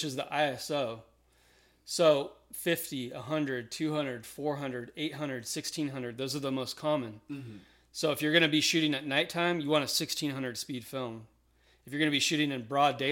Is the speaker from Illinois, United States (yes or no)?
no; Austin, Texas, United States; I grew up in Austin, Texas.